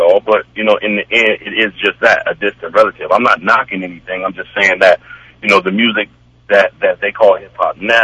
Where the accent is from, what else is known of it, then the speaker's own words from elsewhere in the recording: Chicago, Illinois, United States; I'm from Chicago, man, the birthplace of house music